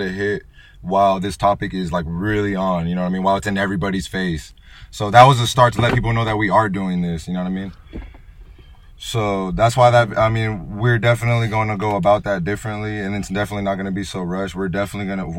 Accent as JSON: {"language": "English", "town": "Salinas", "region": "California", "country": "United States", "tie": "born or raised there", "said": "growing up in Salinas."}